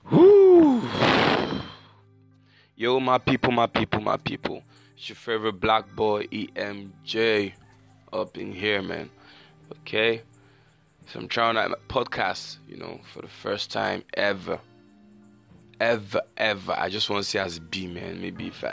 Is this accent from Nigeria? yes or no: yes; Nigeria; accent: Nigerian; I know from my accent, you all know already that I'm a Nigerian